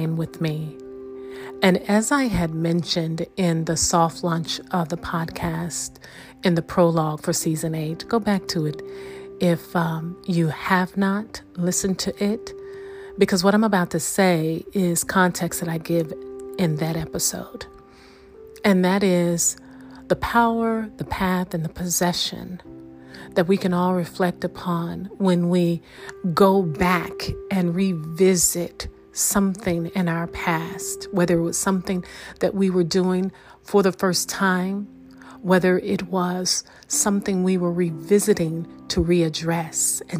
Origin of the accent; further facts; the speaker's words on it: United States; I'm American